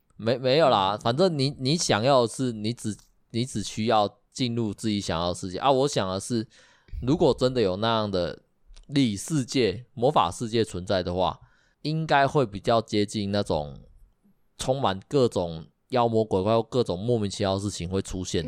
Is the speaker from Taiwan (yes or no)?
yes; Taiwan; 我们台湾这边